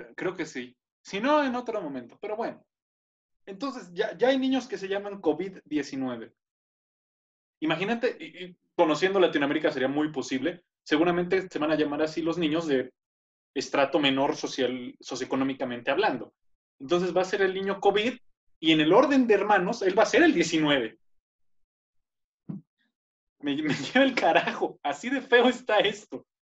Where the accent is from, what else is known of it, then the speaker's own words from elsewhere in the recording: Tenancingo, Mexico; moved away; en mi pueblo, en Tenen York, que era de héroes, era gerente de un banco, de los poquitos bancos que había ahí cuando yo estaba más joven